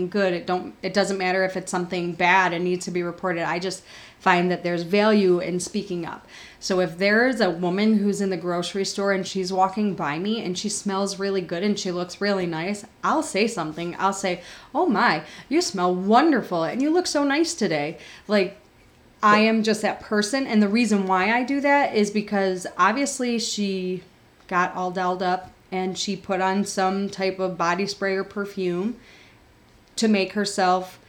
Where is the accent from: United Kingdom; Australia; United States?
United States; Buffalo, New York; where I grew up in Buffalo.